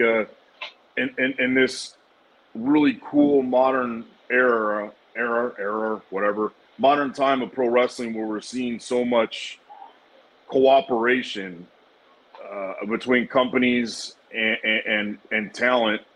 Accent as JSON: {"language": "English", "country": "United States", "said": "we're American"}